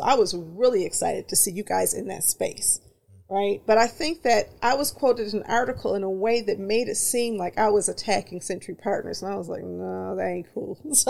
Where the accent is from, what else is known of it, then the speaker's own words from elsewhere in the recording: Detroit, Michigan, United States; I grew up in Bagley, so I love it. Pennington, between Curtis and Pinkford, Bagley. Those are my people